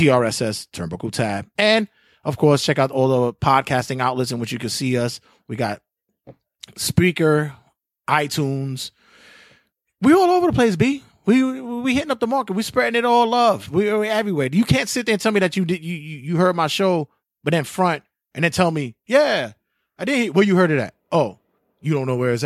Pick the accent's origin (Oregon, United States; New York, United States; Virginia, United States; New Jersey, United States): New York, United States; New York City; growing up in Bushwick, Williamsburg